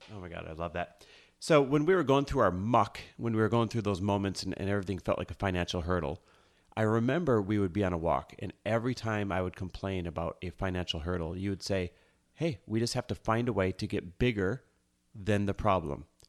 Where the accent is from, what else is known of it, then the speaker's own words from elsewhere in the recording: Midwest, United States; now in Los Angeles, United States; we grew up in the Midwest, both of us, Midwest born and raised